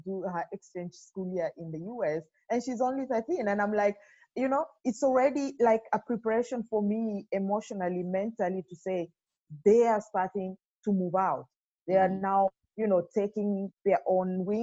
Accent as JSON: {"language": "English", "country": "Kenya", "also_born_or_lived": "Dubai", "moved": "as an adult", "lives_now": "Germany", "said": "Originally I come from Kenya, and I have lived and worked in Dubai for 7 years before I moved to Germany."}